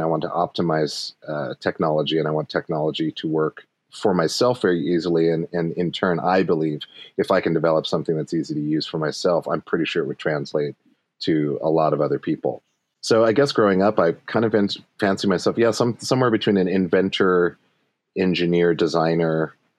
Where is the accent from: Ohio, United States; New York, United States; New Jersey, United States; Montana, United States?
Montana, United States; moved away; also born or lived in Brooklyn / Los Angeles; Montana is super dope because it's it's very very open for possibilities like even in my hometown